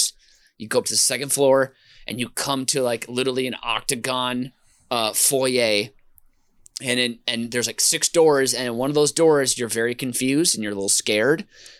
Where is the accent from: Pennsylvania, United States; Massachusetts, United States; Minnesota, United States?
Minnesota, United States; I grew up in Minnesota mainly.